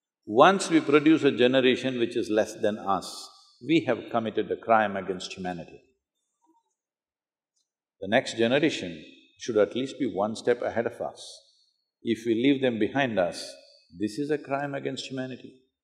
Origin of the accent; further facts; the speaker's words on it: South India, India; English is a second language; In South India, without having a shower, we won't step out of our home.